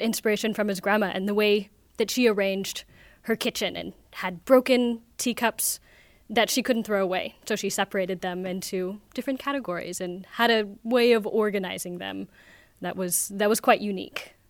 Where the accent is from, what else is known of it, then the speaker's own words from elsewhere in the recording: Oregon, United States; now in Vienna, Austria; I'm from Oregon in the U S.